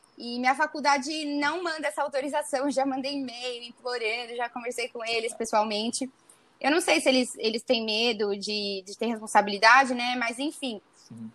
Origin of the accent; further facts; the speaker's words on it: Araçatuba, São Paulo, Brazil; Eu tinha amigas da minha cidade aqui do interior, que eu sou do interior de Araçatuba